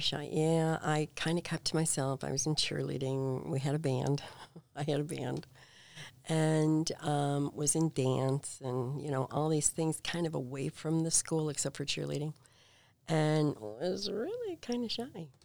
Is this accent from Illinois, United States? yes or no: yes; Payless Park, Illinois, United States; I grew up in this itty-bitty town in Payless Park, Illinois